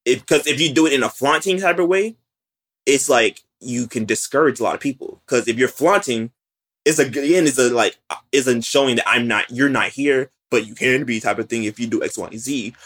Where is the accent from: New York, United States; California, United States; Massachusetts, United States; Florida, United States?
Florida, United States; West Palm Beach; I'm from West Palm Beach, Florida